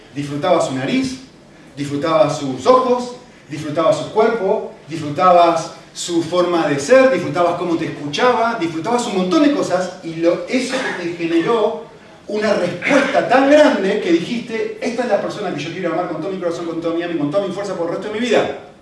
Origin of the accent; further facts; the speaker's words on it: Argentina; now in Spain; no soy europeo, eh, no soy español, soy de Argentina